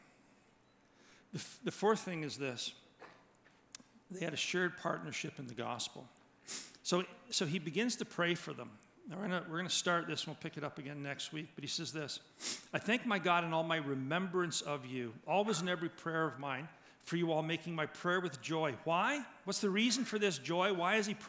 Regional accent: Georgetown, Ontario, Canada; Growing up in Georgetown, it was a very WASPy community.

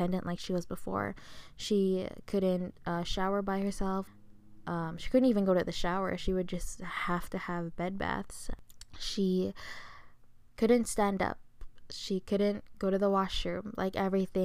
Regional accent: Philippines; I'm Filipino

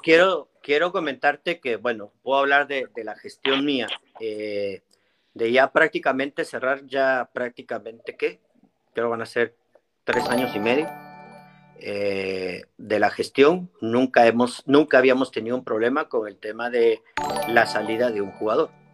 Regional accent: Guatemala; todos somos guatemaltecos

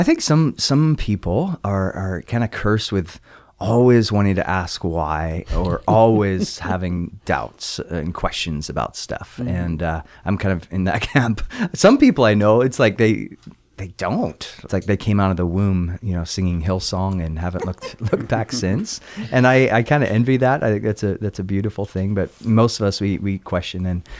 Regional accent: California, United States; also born or lived in England; I was born in England. Believe it or not, you'd never guess it based on the accent. And at the age of 8, moved to California, Southern California.

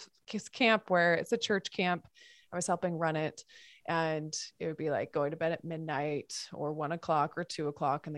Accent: Montana, United States; I grew up in Montana

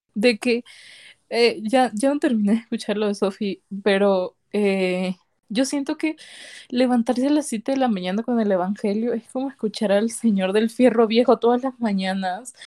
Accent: El Salvador; yo soy salvadoreña

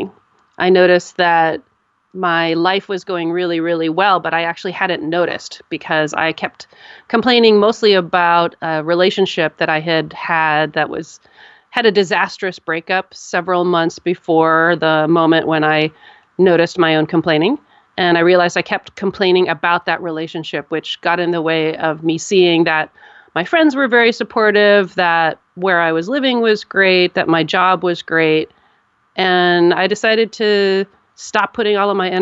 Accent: United States

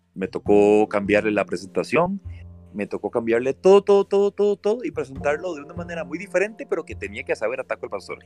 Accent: Costa Rica; somos buenos los ticos

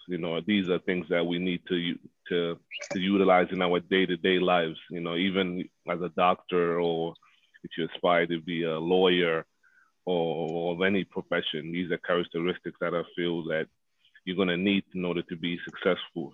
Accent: Zambia; born and raised in Zambia where soccer, you know, is primarily the number one sport

